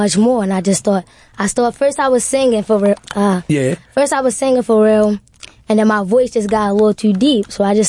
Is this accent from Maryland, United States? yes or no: yes; Baltimore, Maryland, United States; I'm a rapper. I'm 15 years old. I'm from Baltimore.